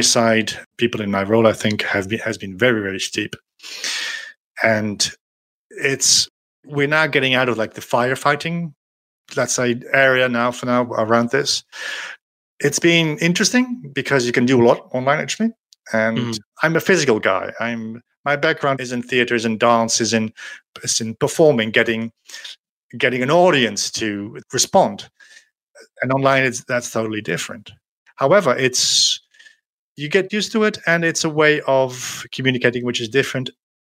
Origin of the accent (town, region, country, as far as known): Netherlands; moved away as an adult; now in France